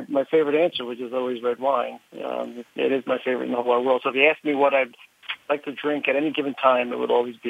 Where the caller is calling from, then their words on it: New Jersey, United States; I'm calling from my home office in New Jersey.